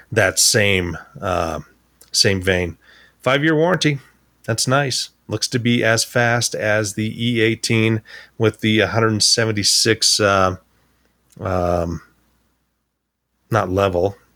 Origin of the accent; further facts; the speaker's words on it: Wyoming, United States; I'm, I'm from Wyoming. We we were not a tech capital at the time.